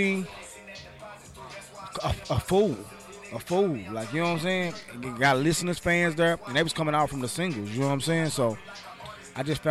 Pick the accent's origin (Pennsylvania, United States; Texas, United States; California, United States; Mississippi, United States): Texas, United States; Dallas; I'm from Dallas, Texas, the Lone Star, Texas, Dallas, Texas, Triple D, Texas